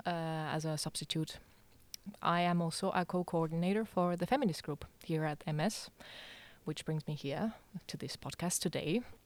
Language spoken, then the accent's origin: English; Estonia; moved away as an adult; also born or lived in Denmark; now in Aarhus, Denmark; I come from Estonia, uh, but I have, uh, lived here in Denmark